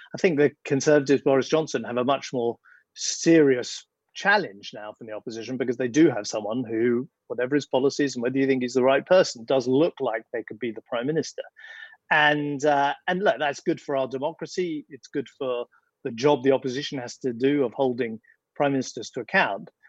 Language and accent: English; United Kingdom; I'm I'm a British conservative.